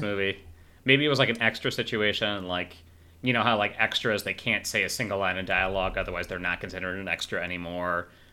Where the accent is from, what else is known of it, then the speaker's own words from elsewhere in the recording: rural Illinois, United States; also born or lived in Chicago; I did grow up in rural Illinois